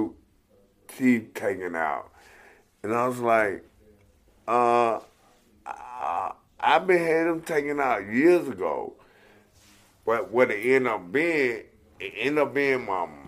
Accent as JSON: {"language": "English", "town": "Atlanta", "region": "Georgia", "country": "United States", "also_born_or_lived": "Alabama", "moved": "yes", "said": "I'm from Atlanta, Georgia"}